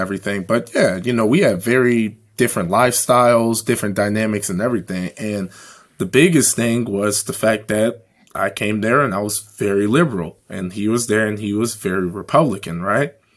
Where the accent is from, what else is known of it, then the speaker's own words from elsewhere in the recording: Chicago, Illinois, United States; growing up in Chicago